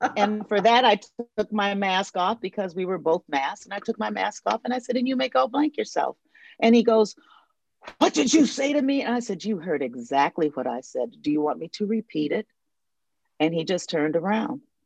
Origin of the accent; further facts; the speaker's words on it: the North, United States; moved away as an adult; now in the South, United States; I'm I'm living in the South. Um, I I grew up in the North. I'm a Northern woman